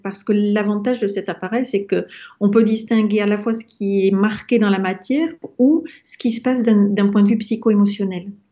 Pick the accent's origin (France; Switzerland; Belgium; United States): France